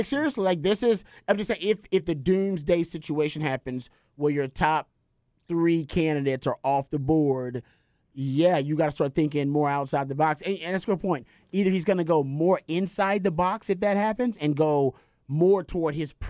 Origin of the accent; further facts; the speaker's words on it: Texas, United States; now in Los Angeles, United States; My dad is there. I'm from Texas. I love that place.